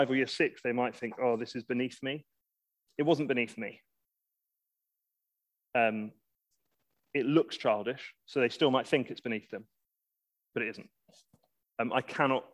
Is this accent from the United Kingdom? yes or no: yes; England, United Kingdom; We're English